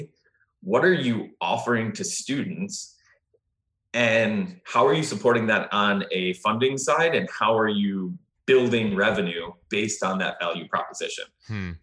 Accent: Midwest, United States; I'm from the Midwest

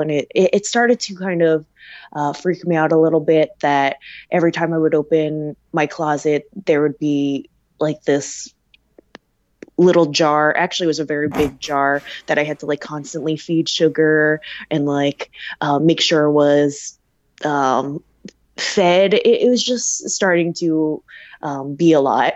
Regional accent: Delaware, United States; moved away as an adult; also born or lived in Pennsylvania; I grew up in Delaware

